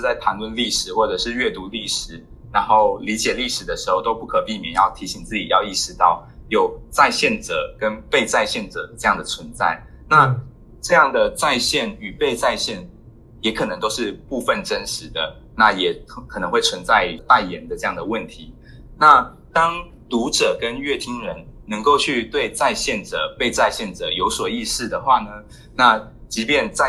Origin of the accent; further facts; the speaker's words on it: Taiwan; now in Japan; 然后并并时时的去警惕自己是否又带着就是从台湾带来的有色眼镜来看。